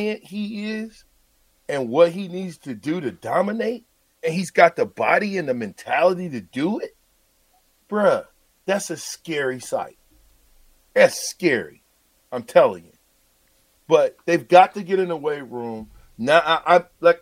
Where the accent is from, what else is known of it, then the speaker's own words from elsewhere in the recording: Nebraska, United States; I'm from Nebraska